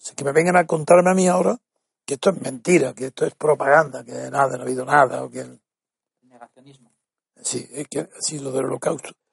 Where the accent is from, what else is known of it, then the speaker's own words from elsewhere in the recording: Spain; Soy blanco, soy español.